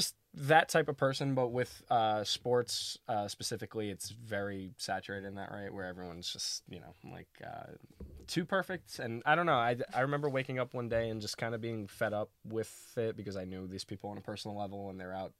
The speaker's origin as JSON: {"language": "English", "town": "New York City", "region": "New York", "country": "United States", "tie": "born or raised there", "said": "Brooklyn baby"}